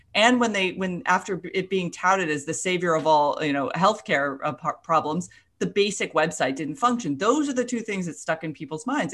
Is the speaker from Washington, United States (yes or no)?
no; Florida, United States; I'm from Florida